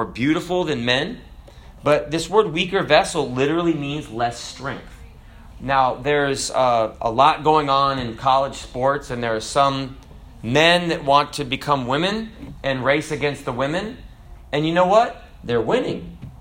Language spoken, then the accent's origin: English; United States; I'm an American